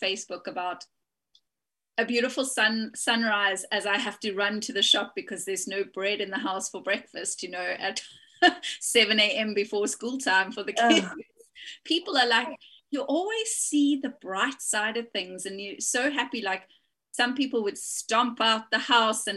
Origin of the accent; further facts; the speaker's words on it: South Africa; moved away as an adult; now in United Kingdom; I'm from South Africa, just moved to the UK